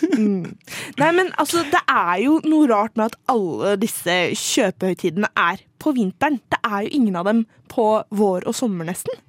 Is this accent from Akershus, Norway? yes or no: yes; Bærum, Akershus, Norway; jeg er fra Bærum.